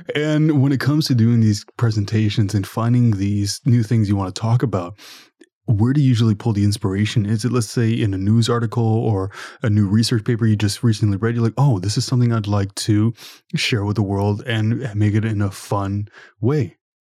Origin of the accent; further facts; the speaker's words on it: Ottawa, Ontario, Canada; I'm from Ottawa, Ontario